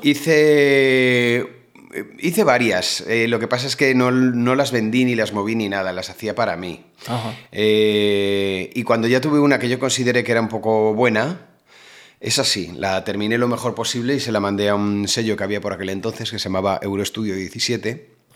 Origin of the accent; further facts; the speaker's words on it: Móstoles, Community of Madrid, Spain; moved away as an adult; also born or lived in Alicante; now in Málaga, Spain; Yo toda la vida he estado en Madrid